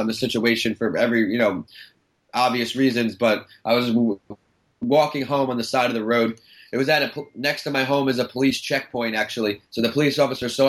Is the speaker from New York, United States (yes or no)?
yes; Northport, New York, United States; I grew up in Long Island, Northport, New York